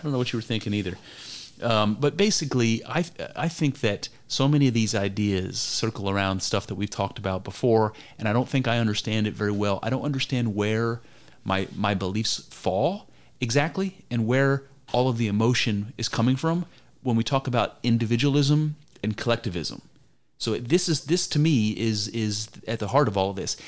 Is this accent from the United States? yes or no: yes; United States; I grew up in America